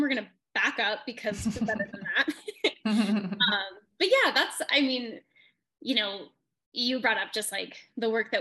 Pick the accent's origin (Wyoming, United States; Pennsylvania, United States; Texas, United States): Wyoming, United States; also born or lived in Denver; I'm from Wyoming